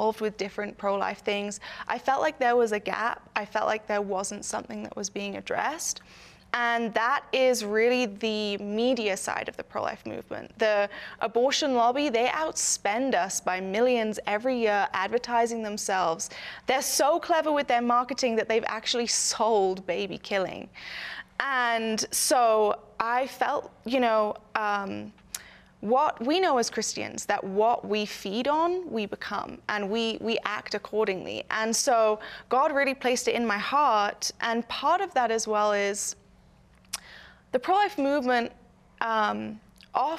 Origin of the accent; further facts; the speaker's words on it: United Kingdom; now in United States; I am not American. I'm actually British.